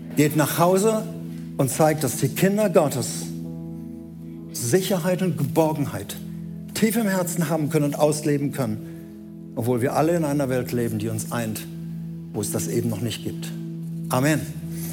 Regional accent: Germany; wir sind Deutsche

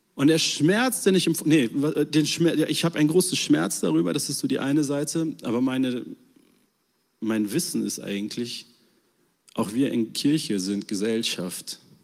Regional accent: Germany; als Deutsche

